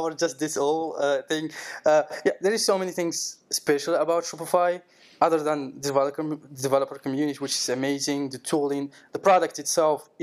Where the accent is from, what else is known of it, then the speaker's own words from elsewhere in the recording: Morocco; moved away as an adult; now in France; I'm from Morocco, and in just after the COVID hit in the world, I came to France.